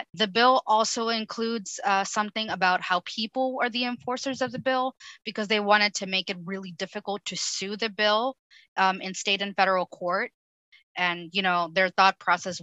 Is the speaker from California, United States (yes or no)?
no; Rio Grande Valley, Texas, United States; also born or lived in Mexico / Austin, Texas; I was born and raised in the Rio Grande Valley, which is a border community right next to Mexico, on the southmost part of Texas